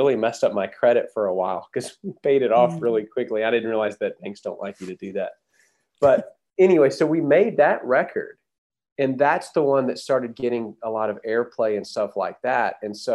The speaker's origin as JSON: {"language": "English", "town": "Huntsville", "region": "Texas", "country": "United States", "tie": "born or raised there", "also_born_or_lived": "Denton, Texas", "said": "Toby and I grew up in Huntsville, which is just north of Houston."}